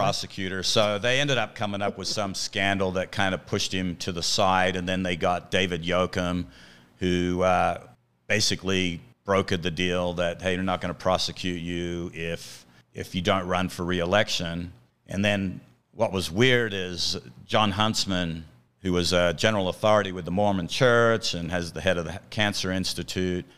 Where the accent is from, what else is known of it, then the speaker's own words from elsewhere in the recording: Australia; moved away as an adult; now in United States; I'm originally from Australia